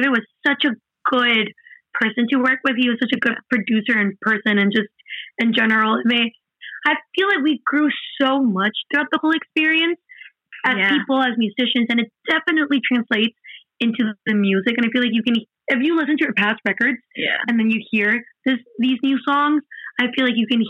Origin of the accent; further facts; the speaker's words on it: Mexico; English is a second language; we're from Mexico, right? And we live in Mexico. We went 3 months to New Jersey. That has been our longest time away from home.